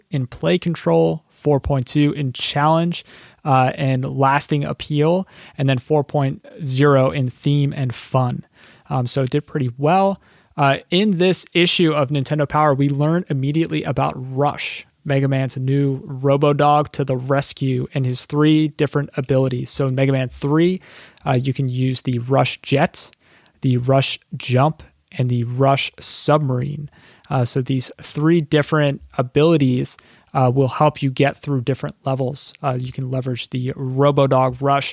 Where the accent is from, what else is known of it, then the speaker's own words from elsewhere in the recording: Philadelphia, Pennsylvania, United States; my hometown of Philadelphia